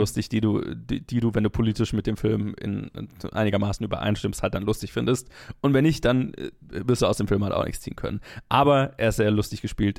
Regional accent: Germany; ich als Deutscher

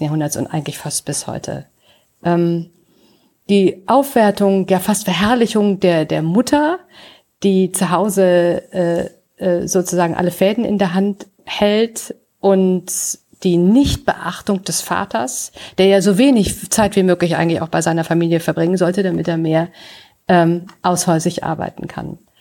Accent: near Velbert, North Rhine-Westphalia, Germany; in Felbert im Rheinland, äh, auch nur ein Steinwurf sozusagen von meinem Geburtsort entfernt

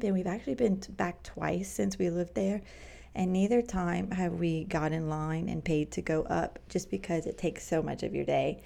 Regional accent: Cajun, Louisiana, United States; moved away as an adult; also born or lived in Manhattan, New York / Queens, New York; as a Cajun, small minded, embarrassing now to look back girl

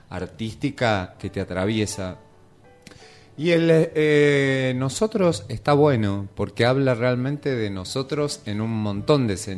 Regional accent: Galicia, Spain; no importa, soy gallega, por eso tal.

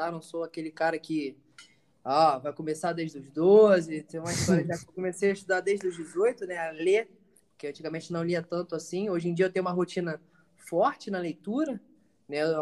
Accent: Rio de Janeiro, Brazil; now in Bahia, Brazil; idade 20, 25 agora, vou fazer 26, tá? Venho do Rio de Janeiro, mas agora eu sou baiano.

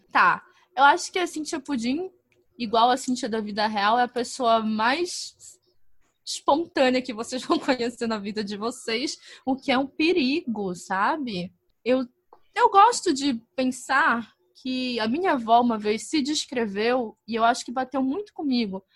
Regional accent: North Region, Brazil; accent: northern (norte); o sotaque daqui é muito puxado pro de Portugal

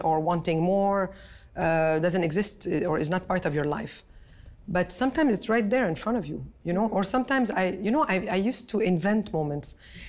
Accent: Canada; I am Canadian, I am Lebanese. I'm passionate about these two countries

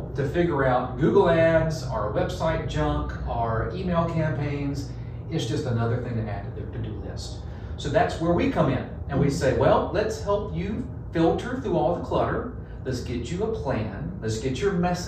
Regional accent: Central North Carolina, United States; accent: Texas; moved away as an adult; now in Virginia, United States; North Carolina, Central North Carolina, basketball crazy. I think I grew up with a basketball in my crib

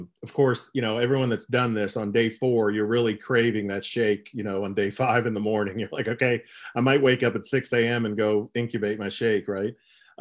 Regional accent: Columbus, Ohio, United States; also born or lived in Lexington, Kentucky; I'm from Columbus, Ohio, and we lived in Lexington until 2003, and we moved back to Westerville

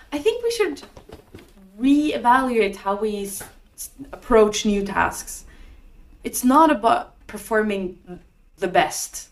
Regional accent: Norway; I was just in my hometown in Norway.

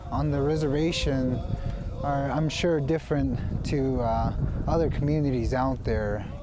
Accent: Kykotsmovi, Arizona, United States; I am from Kykotsmovi, Arizona.

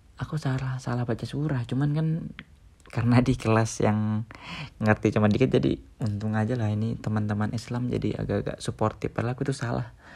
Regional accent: Kalimantan, Indonesia; moved away as an adult; also born or lived in Yogyakarta, Indonesia; aku dari Kalimantan, di sekolah negeri

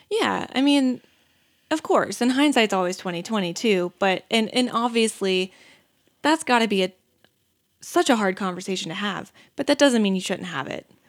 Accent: the South, United States; growing up in the South, you'd always have the dad that like sits on the porch with a shotgun

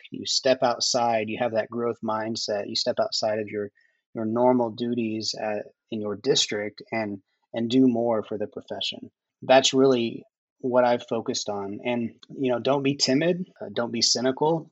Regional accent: Oklahoma, United States; a closeted young gay kid growing up in Oklahoma in the 90s.

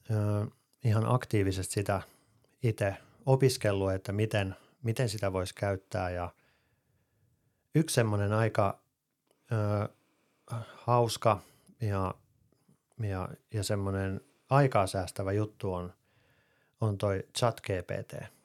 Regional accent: Finland; first language Finnish; Siis totta kai mä osaan englantia, mutta suomi on mun äidinkieli.

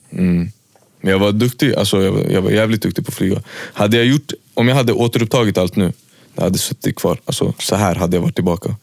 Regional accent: Märsta, Stockholm County, Sweden; also born or lived in Västerås; typ över sommaren när jag hade tid, då var jag hemma i Märsta

